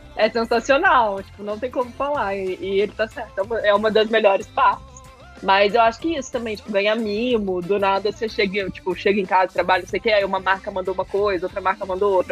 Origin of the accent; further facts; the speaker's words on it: interior of Minas Gerais, Brazil; eu sou do interior de Minas